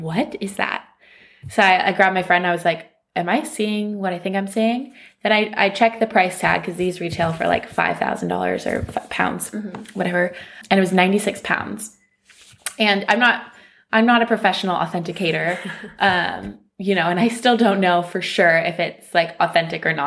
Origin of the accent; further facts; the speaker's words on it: California, United States; moved away as an adult; now in London, United Kingdom; born and raised in California, and now I'm here in London